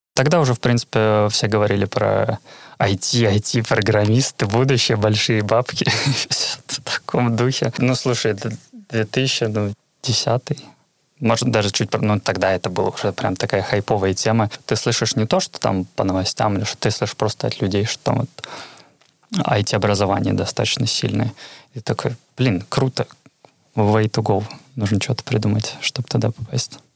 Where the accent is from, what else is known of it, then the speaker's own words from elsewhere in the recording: Petrozavodsk, Republic of Karelia, Russia; first language Russian; moved away as an adult; now in Kirkkonummi, Finland; я из Петрозаводска, столица Карелии